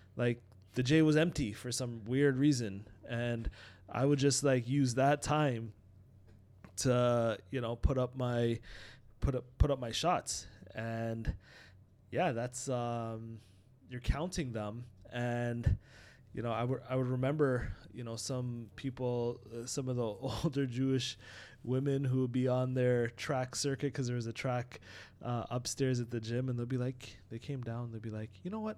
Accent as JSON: {"language": "English", "town": "Toronto", "region": "Ontario", "country": "Canada", "tie": "born or raised there", "also_born_or_lived": "Trinidad", "said": "when we immigrated from Trinidad, and my dad, uh, pretty much built a basketball hoop for me in the driveway when we used to live down in Scarborough growing up."}